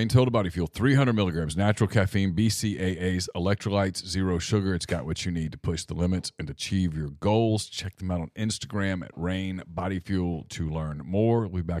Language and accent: English; Ruston, Louisiana, United States; I'm from Ruston, okay? You can't get Ruston people to go to the game on Saturday.